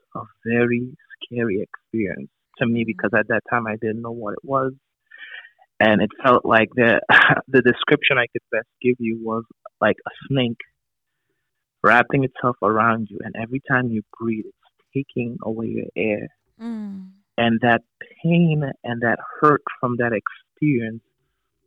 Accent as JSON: {"language": "English", "country": "Trinidad & Tobago", "said": "I'm originally from Trinidad and Tobago"}